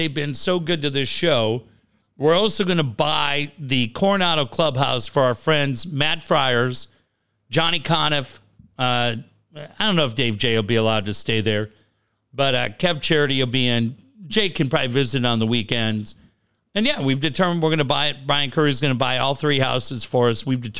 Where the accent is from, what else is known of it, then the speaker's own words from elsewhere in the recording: Canada; I'm Canadian.